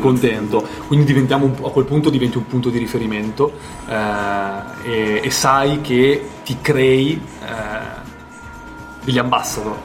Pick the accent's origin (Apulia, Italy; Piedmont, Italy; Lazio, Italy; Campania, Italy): Apulia, Italy; Io sono pugliese, mia madre faceva le orecchiette